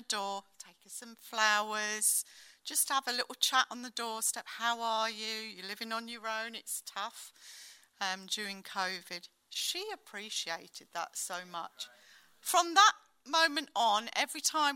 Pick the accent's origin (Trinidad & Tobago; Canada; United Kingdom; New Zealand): United Kingdom; as British people like